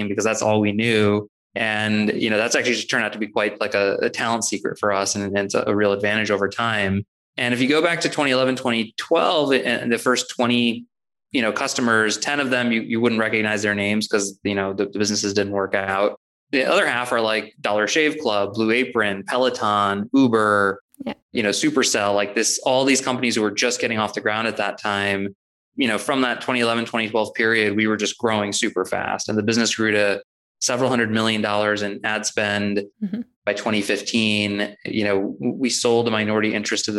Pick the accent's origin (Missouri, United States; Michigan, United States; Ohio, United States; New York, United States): Missouri, United States; St. Louis; I was born and raised in St. Louis